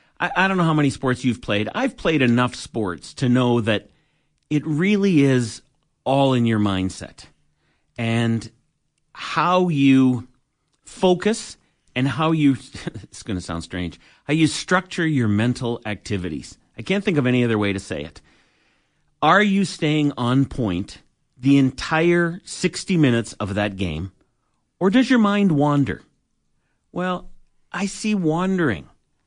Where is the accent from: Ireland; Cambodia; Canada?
Canada; Toronto, Ontario; now in Alberta, Canada; I was born in Toronto. We'd been there 35 years.